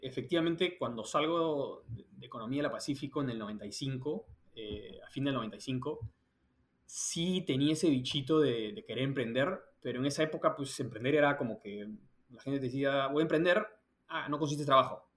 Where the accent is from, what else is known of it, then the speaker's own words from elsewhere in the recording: Peru; moved away as an adult; also born or lived in London, United Kingdom; now in New York, United States; soy peruano, salí del colegio en Perú